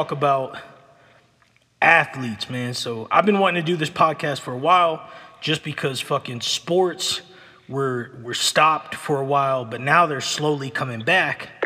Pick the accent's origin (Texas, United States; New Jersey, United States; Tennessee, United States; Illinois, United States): New Jersey, United States; Egg Harbor City; When I was growing up in New Jersey